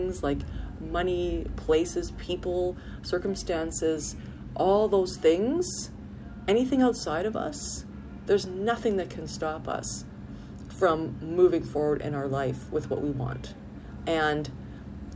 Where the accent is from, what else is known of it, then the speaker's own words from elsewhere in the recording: Canada; I had to live in my home country